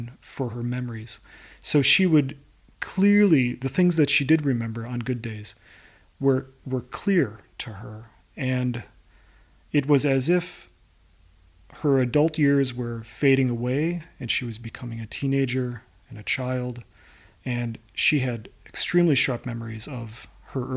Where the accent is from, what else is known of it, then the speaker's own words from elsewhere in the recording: Chicago, Illinois, United States; moved away as an adult; also born or lived in Stockholm; now in New York, United States; I am from Chicago, Illinois, in the United